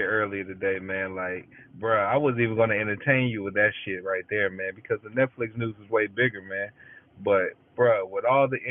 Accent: Decatur, United States; I'm from Decatur.

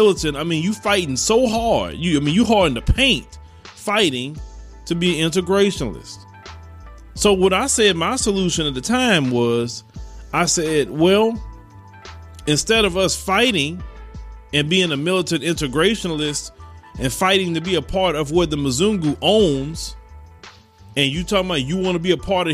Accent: United States; I'm an American citizen. I'm a Black American.

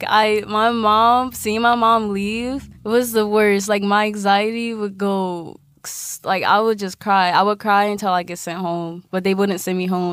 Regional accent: Philadelphia, Pennsylvania, United States; I'm from West

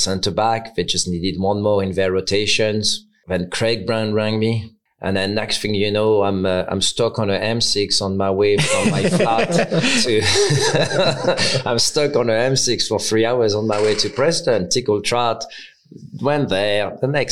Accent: Caen, Normandy, France; English is a second language; moved away as an adult; now in England; my club was my hometown, Caen

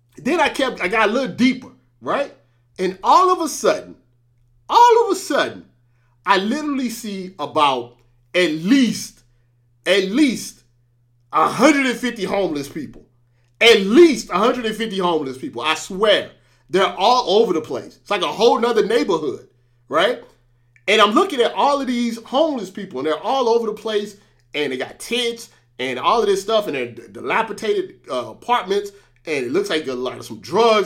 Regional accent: St. Louis, Missouri, United States; I was born in Saint Louis

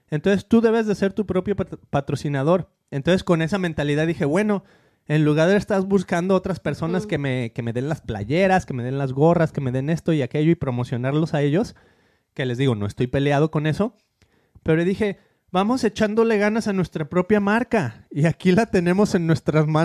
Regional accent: Argentina; Yo te diré que yo que soy de Argentina

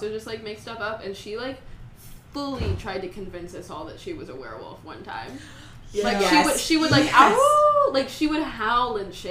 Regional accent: San Antonio, Texas, United States; I'm from San Antonio, so it's, like, a lot of people are Hispanic there

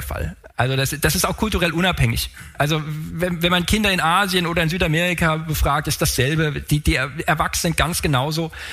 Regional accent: Frankfurt, Hesse, Germany; ich komme aus Frankfurt

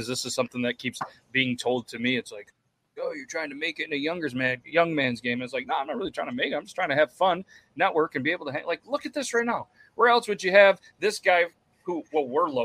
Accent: New York, United States; New York, but not the city

